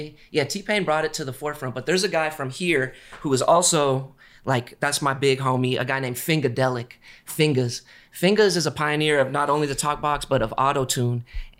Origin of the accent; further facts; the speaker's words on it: San Rafael, California, United States; moved away as an adult; also born or lived in San Francisco; now in Los Angeles, United States; I grew up in the Bay Area.